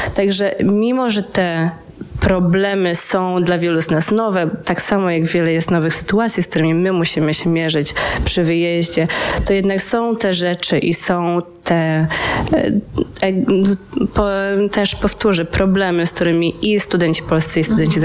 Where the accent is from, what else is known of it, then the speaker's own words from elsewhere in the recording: Poland; now in Netherlands; naszej polskiej społeczności, czy to studentów, czy to ogólnie polskiej społeczności w Holandii